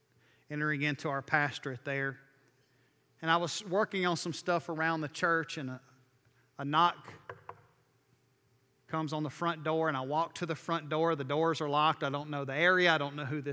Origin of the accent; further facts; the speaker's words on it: Alabama, United States; moved away as an adult; also born or lived in New York City; I was from Alabama